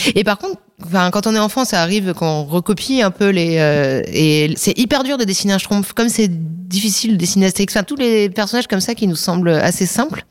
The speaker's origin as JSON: {"language": "French", "town": "Saint-Maixent-l'École", "region": "Nouvelle-Aquitaine", "country": "France", "tie": "born or raised there", "also_born_or_lived": "La Crèche / Angoulême", "moved": "as an adult", "lives_now": "Paris, France", "said": "j'étais dans le département des Deux-Sèvres, à Saint-Mexan l'école"}